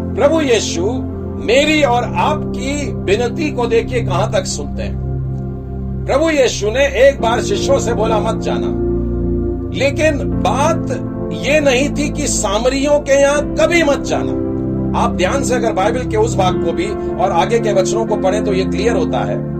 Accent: Nagpur, Maharashtra, India; हमारे शहर में भी बड़े बड़े मेगा कॉन्फ्रेंसेस होते हैं नागपुर शहर में कस्तूरचंद पार्क है

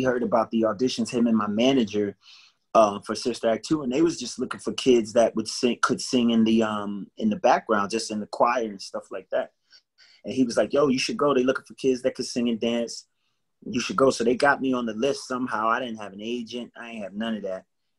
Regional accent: Willingboro, New Jersey, United States; It was great growing up in Willingboro.

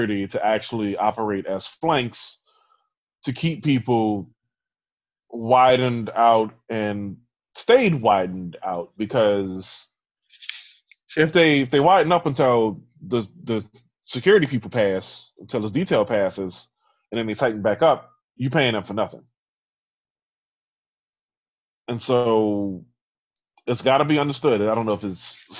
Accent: New Orleans, Louisiana, United States; I grew up in New Orleans

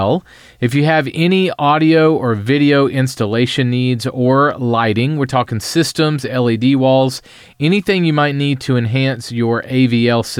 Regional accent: Columbia, South Carolina, United States; Columbia, South Carolina, where I live

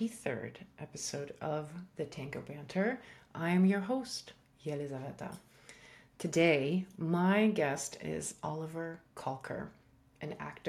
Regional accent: Russia; also born or lived in Iran / Africa; I was born in Iran, and then I grew up in Africa, and then I grew up part of my time in Russia.

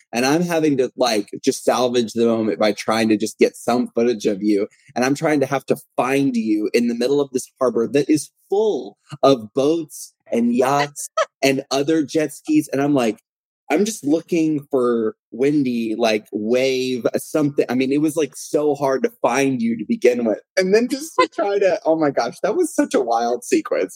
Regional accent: Texas, United States; I'm from Texas, uh, born and raised, Texas native

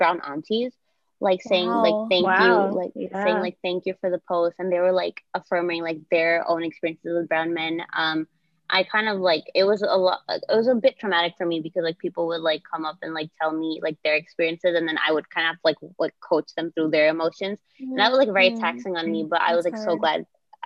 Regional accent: New York City, New York, United States; I am from New York City

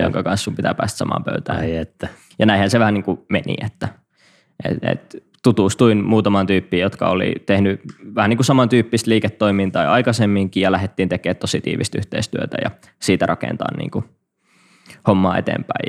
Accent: Kuopio, North Savo, Finland; moved away; mä oon … ja Savolainen Kuopiasta kotosi alun perin

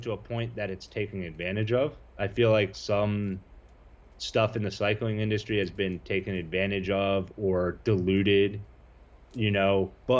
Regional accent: East Coast, United States; now in California, United States; I'm from the East Coast

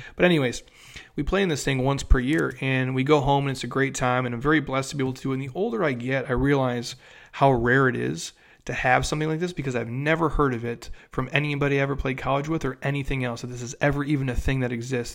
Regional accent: Minnesota, United States; moved away; I'm from Minnesota originally

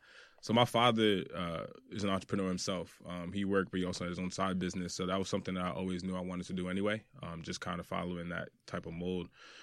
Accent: Brooklyn, New York, United States; born there; I was born in Brooklyn. So growing up, I was out here a lot, especially on weekends with family.

